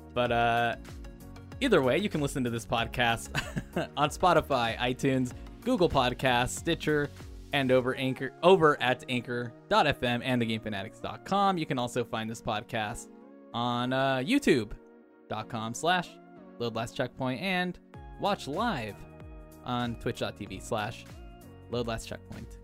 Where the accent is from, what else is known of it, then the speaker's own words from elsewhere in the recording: Anaheim, California, United States; I grew up around Disneyland